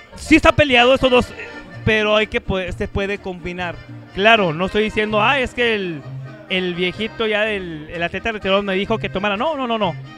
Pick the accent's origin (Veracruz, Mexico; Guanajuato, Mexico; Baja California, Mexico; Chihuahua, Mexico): Chihuahua, Mexico; Yo soy el, eh, de Chihuahua